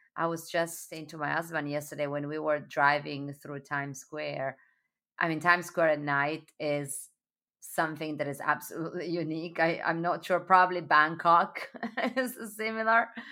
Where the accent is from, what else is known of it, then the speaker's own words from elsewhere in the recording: Sardinia, Italy; now in New York, United States; born and raised in Sardinia